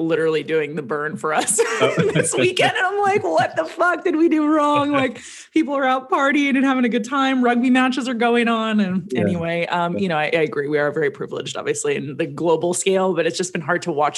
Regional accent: Los Angeles, California, United States; growing up in the Valley

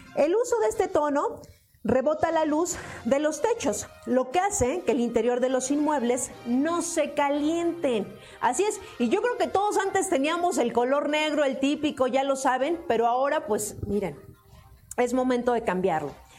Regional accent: Mexico City, Mexico; así cuando era pequeña, decían, hace mucho calor, estamos a 24 grados centígrados, ¿saben? Y por ejemplo, de esos de 24 grados centígrados, pues ya aquí por lo menos en la Ciudad de México sentíamos que hacía mucho calor

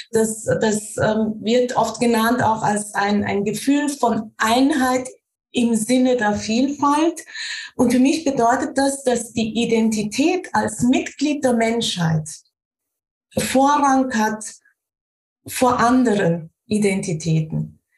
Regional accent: Austria; ich bin wiederum in einem katholischen Umfeld aufgewachsen in Österreich

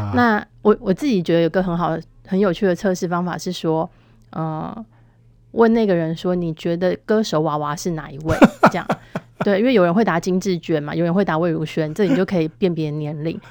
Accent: Taiwan; 我们台湾人

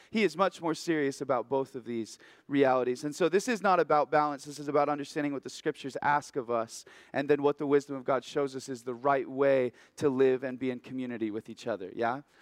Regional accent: Oregon, United States; moved away as an adult; now in Haiku, United States; I'm from Oregon originally

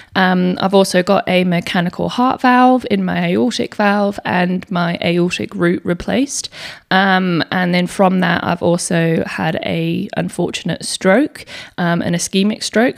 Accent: England, United Kingdom; moved away as an adult; now in Perth, Australia; I also live in Western Australia in Perth. Um, but I was born in England, so I moved over here when I was eighteen years old

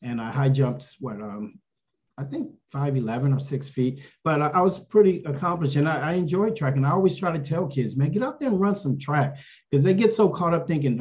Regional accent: San Antonio, Texas, United States; I was born in San Antonio, Texas

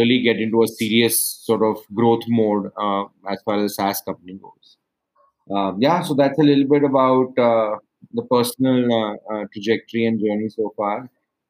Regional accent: Mumbai, Maharashtra, India; moved away as an adult; also born or lived in Urbana-Champaign, United States / San Francisco, United States; I grew up in Mumbai or Bombay, as we localites like to call it.

